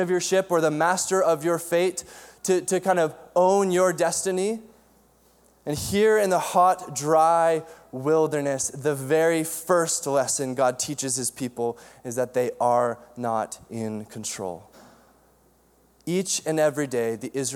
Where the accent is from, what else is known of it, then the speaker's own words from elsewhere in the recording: Cranbrook, British Columbia, Canada; I grew up in Cranbrook, BC, in the Kootenays, and my parents had six kids